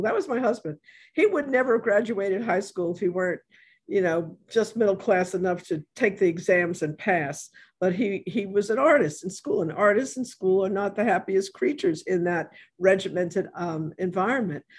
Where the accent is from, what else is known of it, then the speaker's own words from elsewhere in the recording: New York, United States; now in New Orleans, United States; I am from New York